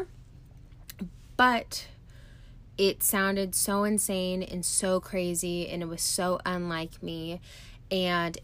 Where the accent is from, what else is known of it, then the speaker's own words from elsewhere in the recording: California, United States; moved away as an adult; also born or lived in Arizona; now in Canada; I grew up in a small town in California. I lived there until I was 21 years old.